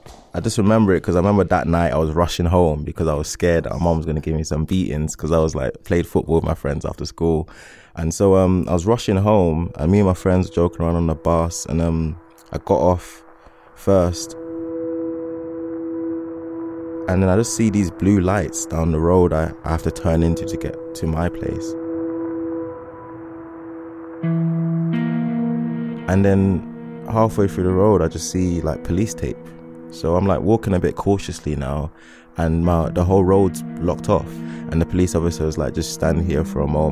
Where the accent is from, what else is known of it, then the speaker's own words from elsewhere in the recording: Essex, East of England, United Kingdom; also born or lived in South London; I grew up in Essex and adapted